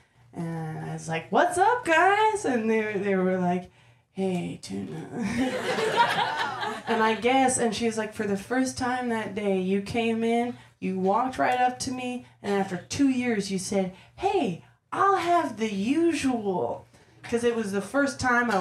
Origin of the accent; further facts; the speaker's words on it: Massachusetts, United States; moved away as an adult; I'm from Massachusetts